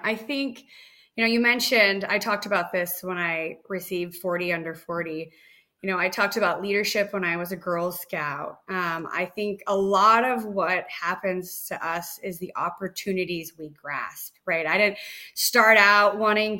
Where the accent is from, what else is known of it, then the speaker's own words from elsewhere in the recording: Nevada, United States; I grew up in Nevada